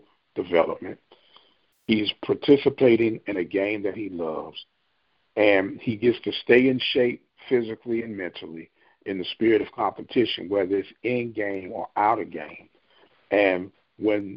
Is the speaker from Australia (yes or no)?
no; St. Louis, Missouri, United States; I'm from St. Louis